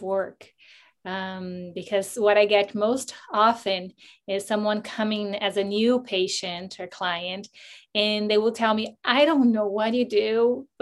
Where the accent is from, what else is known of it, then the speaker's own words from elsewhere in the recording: Brazil; moved away as an adult; I'm from Brazil